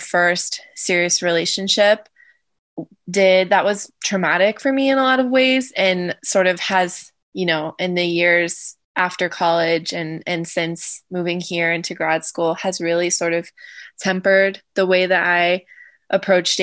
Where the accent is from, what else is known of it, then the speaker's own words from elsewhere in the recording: Southern Ohio, United States; the family that I grew up with locally in Southern Ohio